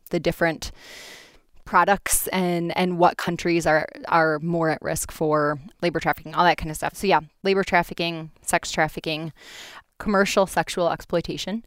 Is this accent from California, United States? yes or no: no; Grand Rapids, Michigan, United States; I am from Grand Rapids, grew up here, and stayed on the wonderful west side of Michigan